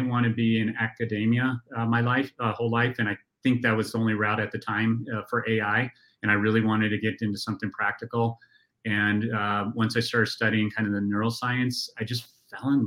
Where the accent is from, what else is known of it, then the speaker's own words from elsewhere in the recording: Golden, Colorado, United States; I grew up in the town that we are actually headquartered in right now, Golden.